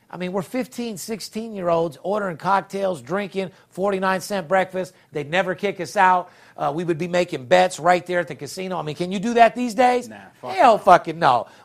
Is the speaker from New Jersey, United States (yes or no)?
no; North Las Vegas, Nevada, United States; I'm born and raised in North Las Vegas.